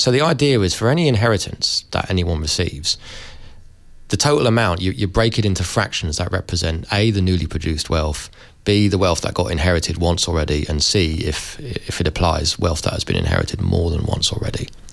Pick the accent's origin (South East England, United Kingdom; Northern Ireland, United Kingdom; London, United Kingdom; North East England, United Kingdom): London, United Kingdom; I'm from London. Uh, London's a very multiracial place. Uh, I went to went to a school with you know kids from Pakistan, India, the Caribbean, Africa